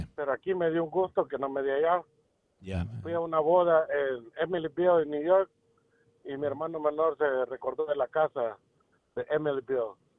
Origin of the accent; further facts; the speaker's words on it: El Salvador; moved away; yo vengo de El Salvador